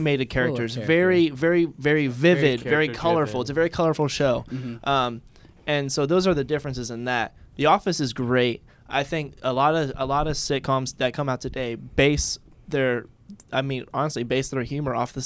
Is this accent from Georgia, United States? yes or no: no; Wasilla, Alaska, United States; I grew up in Wasilla. So it's a little small town